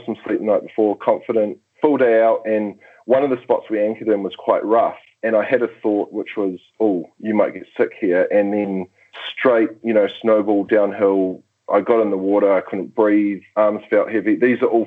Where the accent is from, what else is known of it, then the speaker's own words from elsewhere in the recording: New Zealand; as a New Zealander